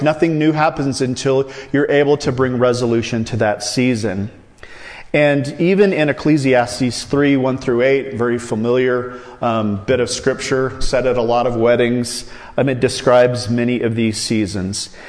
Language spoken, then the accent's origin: English; Iowa, United States; I grew up in Iowa